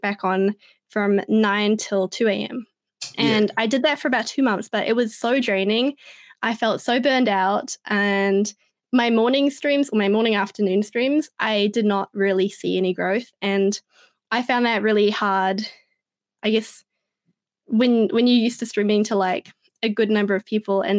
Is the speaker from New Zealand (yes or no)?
yes; New Zealand; I'm really proud to be from New Zealand